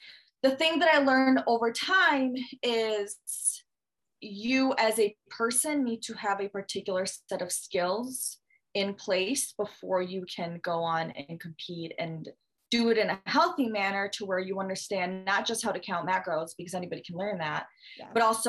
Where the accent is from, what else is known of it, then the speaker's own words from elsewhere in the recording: Michigan, United States; also born or lived in Russia; So I'm from Michigan. Not originally born here, moved here from Russia when I was younger. So not an American, I am an American citizen, not an American, but consider myself American enough.